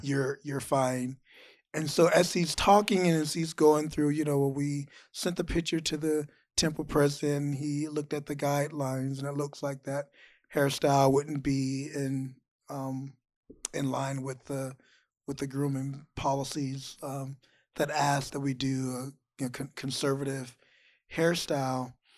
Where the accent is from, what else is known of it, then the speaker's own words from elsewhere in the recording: Georgia, United States; I grew up in Georgia.